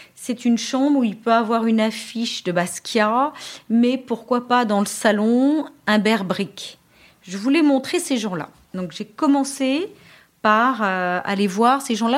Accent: Paris, Île-de-France, France; je suis parisienne, je passe mon bac à Paris

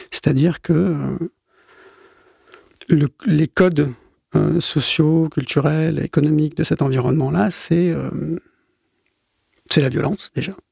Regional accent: Côte d’Ivoire; also born or lived in Gabon / Cameroon / Zaire; Alors moi, je suis un... Je suis un enfant de la France-Afrique. Je suis né, j'ai grandi euh, en Afrique euh, subsaharienne euh, au début des années 70. voilà, j'étais en Côte d'Ivoire, au Gabon, au Cameroun. je suis passé aux Zaïre aussi.

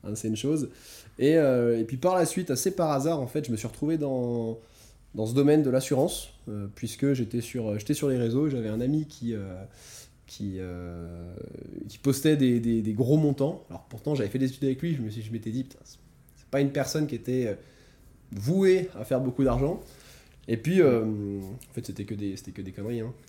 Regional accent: France; moved away; je viens de France. J'ai fait des études assez, assez standards en France.

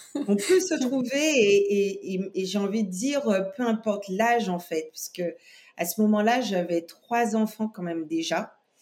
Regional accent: Guadeloupe; je suis née en Guadeloupe

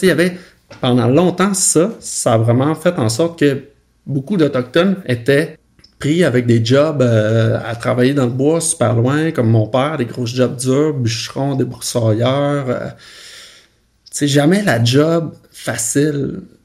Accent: Roberval, Quebec, Canada; moved away; je suis né au Saguenay-Lac-Saint-Jean, euh, petite ville qui s'appelle Robertval

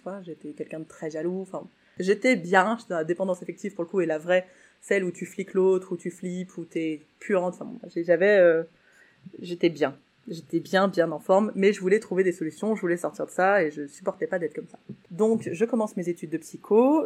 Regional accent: Saint-Étienne, Auvergne-Rhône-Alpes, France; j'étais de Saint-Etienne

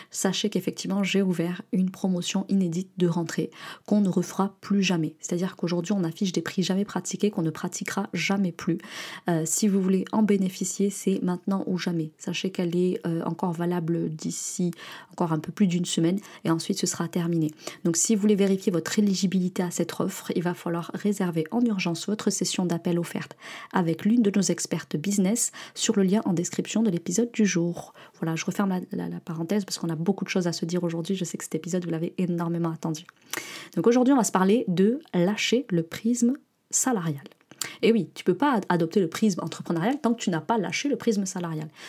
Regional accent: France; l'état d'esprit réactionnaire et victimaire qu'on peut avoir en tant que Français et qui nous colle d'ailleurs même à l'international.

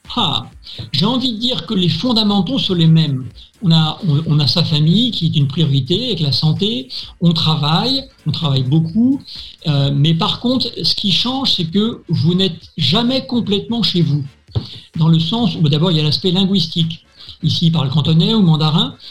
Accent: France; moved away as an adult; now in Hong Kong; français de cœur et, et de ventre, mais je suis fondamentalement maintenant un Hongkongais

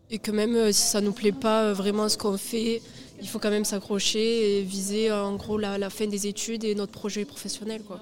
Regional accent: Marmande, Nouvelle-Aquitaine, France; Non, non, je viens de Marmande.

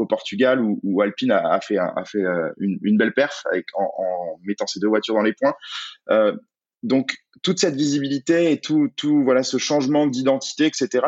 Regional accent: France; en tant que Français

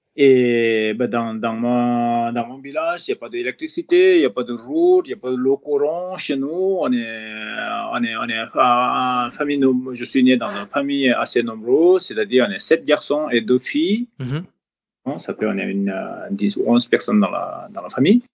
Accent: Koshi Province, Nepal; French is a second language; moved away as an adult; also born or lived in Europe; je suis originaire de Népal. Voilà, je suis né dans la Bali de, Bali de dans la région de Everest

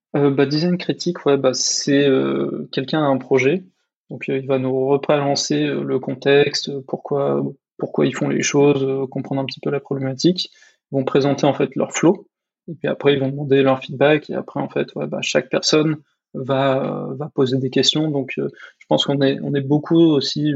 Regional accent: France; en tant que Français

